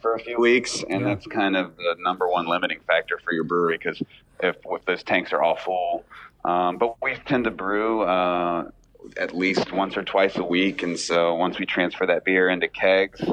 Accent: Rivesville, West Virginia, United States; I grew up in Rivesville

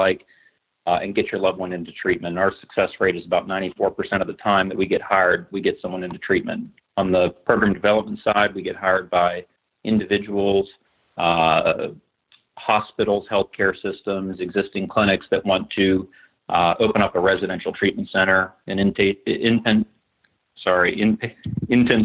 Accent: Morgantown, West Virginia, United States; also born or lived in Pittsburgh; I was born in Morgantown. I grew up here

